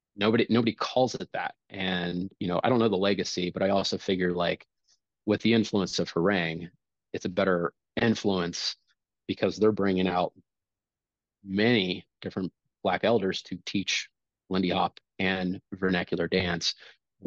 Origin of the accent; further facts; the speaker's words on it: Kansas City, United States; growing up in Kansas City